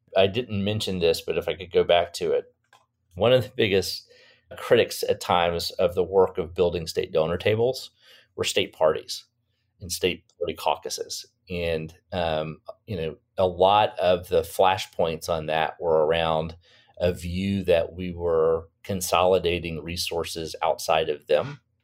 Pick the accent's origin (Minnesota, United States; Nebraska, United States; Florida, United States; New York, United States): Florida, United States; my home state of Florida